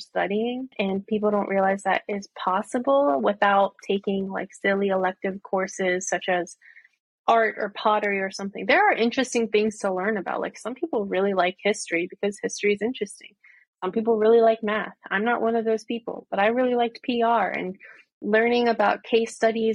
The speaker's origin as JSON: {"language": "English", "town": "Virginia Beach", "region": "Virginia", "country": "United States", "tie": "born or raised there", "also_born_or_lived": "Norfolk, Virginia / Washington, D.C. area", "moved": "as an adult", "lives_now": "Rockville, United States", "said": "I was born and raised in Virginia Beach"}